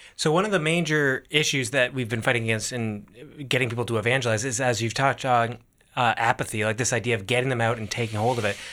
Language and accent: English; Toronto, Ontario, Canada; I'm from Toronto, Oh, Canada.